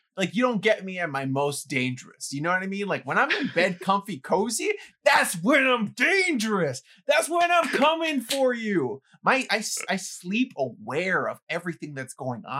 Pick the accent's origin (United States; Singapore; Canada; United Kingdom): United States; New York City, New York; growing up in the Bronx with like people trying to break into your apartment